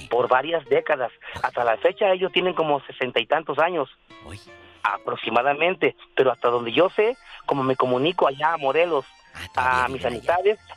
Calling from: Modesto, California, United States; algunas ocasiones les he llamado para saludarles

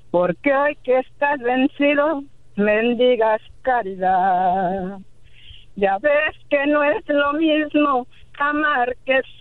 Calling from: Pasadena, California, United States; De Los Ángeles, de Pasadena.

